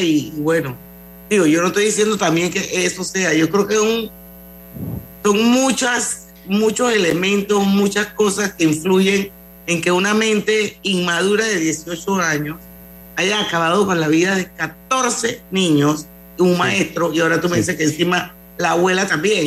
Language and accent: Spanish; Panama; como panameña